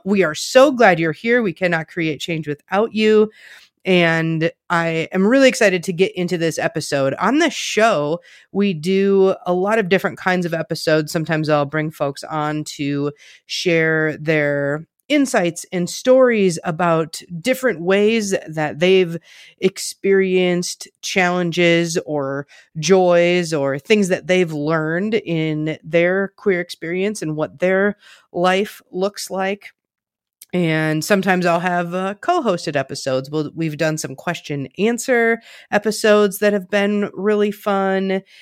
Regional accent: Richland Center, Wisconsin, United States; moved away as an adult; now in Minneapolis, United States; I am from a very small town in rural Southwest Wisconsin. It's called Richland Center

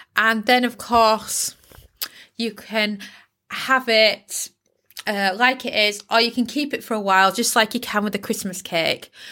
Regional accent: Yorkshire and the Humber, United Kingdom; I'm from Yorkshire, can you tell? Yorkshire girl coming at you

